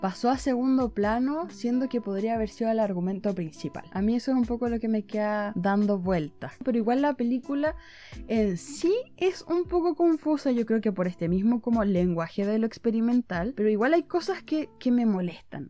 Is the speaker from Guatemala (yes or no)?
no; southern Chile, Chile; yo soy del sur de Chile